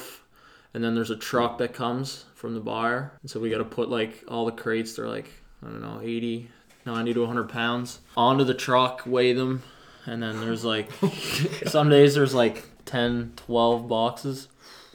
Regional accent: Cape Breton, Nova Scotia, Canada; moved away as an adult; now in North Bay, Canada; I'm from Cape Breton, Nova Scotia, out east. Really small town.

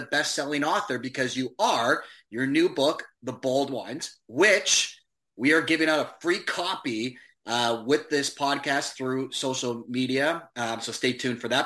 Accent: Hamilton, Ontario, Canada; my hometown of Hamilton

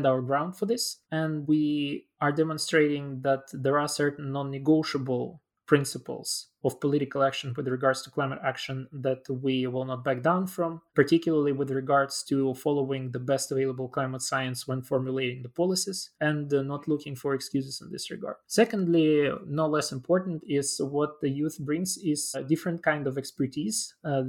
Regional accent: Chisinau, Moldova; my hometown of Chisinau, which is also the capital city of the Republic of Moldova

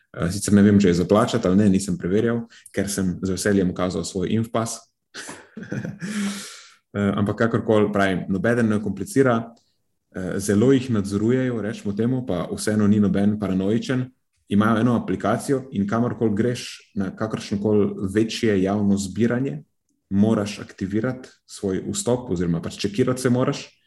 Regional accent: Slovenia

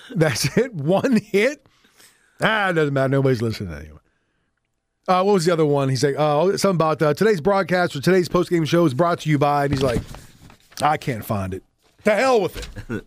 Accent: Southwest Pennsylvania, United States; growing up in Southwest P

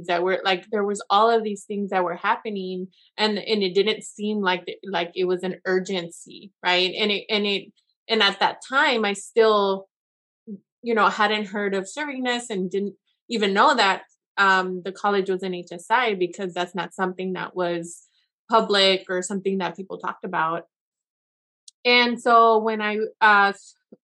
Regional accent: Yakima Valley, Washington, United States; I was from the Valley. I was that student that they're trying to serve. I was there. I went to college there.

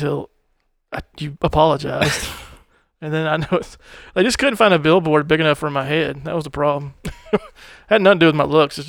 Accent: Arkansas, United States; I'm from Arkansas.

